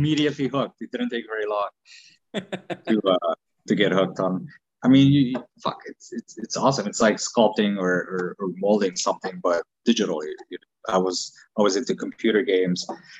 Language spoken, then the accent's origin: English; Quebec, Canada; English is a second language; also born or lived in Romania; Born in Romania, came to Canada in 1995.